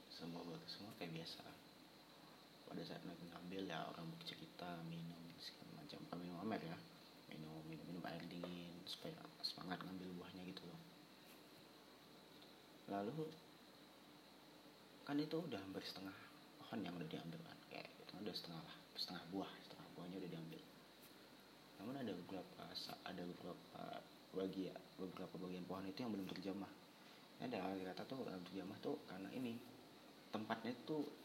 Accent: Aceh, Indonesia; moved away as an adult; now in Yogyakarta, Indonesia; Aku lahir dan besar di Aceh sih Lalu pada tahun 2018 aku merantau ke Jogja Untuk menimba ilmu

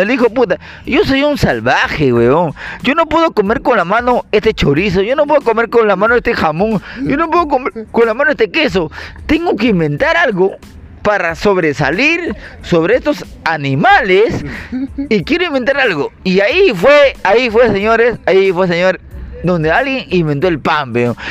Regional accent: Peru

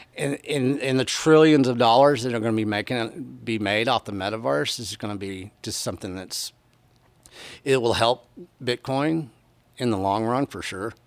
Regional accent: Texas, United States; I come from Texas. I come from beef land

